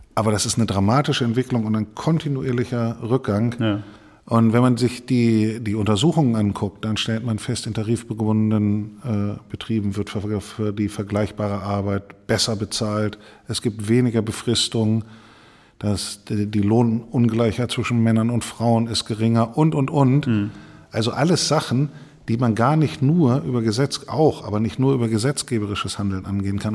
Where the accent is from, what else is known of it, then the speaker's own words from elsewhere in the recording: Mehle, Lower Saxony, Germany; now in Bremen, Germany; in der äh, Feuerwehrkapelle der, äh, der Freiwilligen Feuerwehr Mehle kleinen Ort, wo ich herkomme